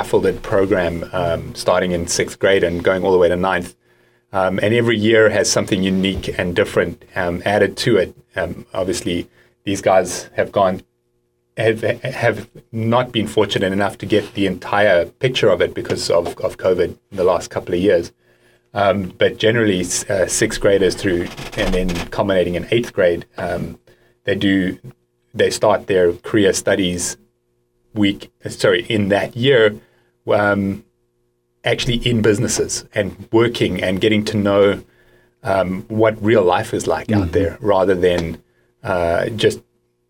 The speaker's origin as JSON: {"language": "English", "country": "South Africa", "tie": "born or raised there", "also_born_or_lived": "Allentown, Pennsylvania", "moved": "as an adult", "lives_now": "Santa Barbara, United States", "said": "Born and raised in South Africa. I left when I was around 28 years old and haven't lived there since, but still my heart is South African."}